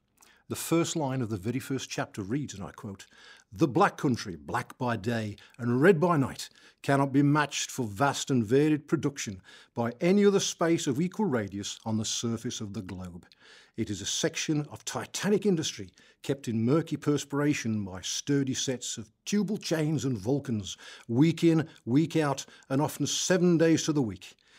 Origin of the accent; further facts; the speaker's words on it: West Midlands, United Kingdom; including me, who proudly claim that I am from the Black Country?